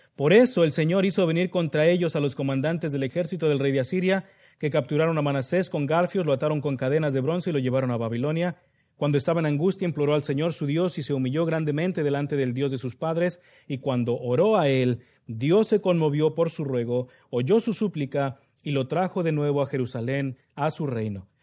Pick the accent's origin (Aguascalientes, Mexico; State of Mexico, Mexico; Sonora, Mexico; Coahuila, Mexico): State of Mexico, Mexico; Nezahualcóyotl; moved away; De donde yo vengo, el municipio de Minnesota, no se llama así, pero sí le decimos de cariño, Minnesota, Nesayork, York, también le llaman de cariño, es el municipio de Nesahualcoyot, Estado de México